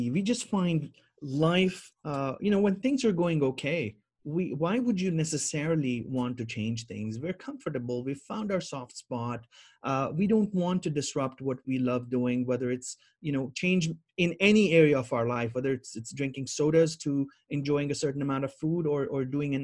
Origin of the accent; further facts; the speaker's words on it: Jammu and Kashmir, India; also born or lived in Middle East / Bahrain; now in Toronto, Canada; those years growing up in Kashmir